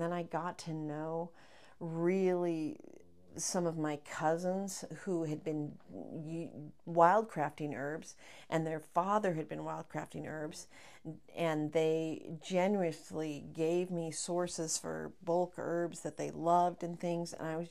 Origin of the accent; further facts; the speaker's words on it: Sacramento, California, United States; now in Las Vegas, United States; I came from Sacramento and I was like, oh, I have never seen this.